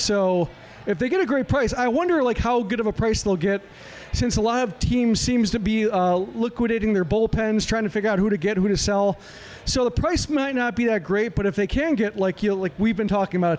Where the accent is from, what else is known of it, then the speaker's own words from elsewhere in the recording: Downers Grove, Illinois, United States; This is Downers Grove, my hometown.